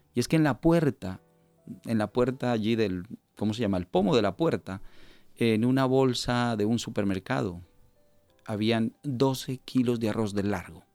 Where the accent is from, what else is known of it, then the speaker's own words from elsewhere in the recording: Colombia; moved away as an adult; also born or lived in Valencia, Spain; now in Spain; nací en el país de Colombia, eh, mis padres también natales de Colombia. Eh, ingresé aquí a España en el año 2000.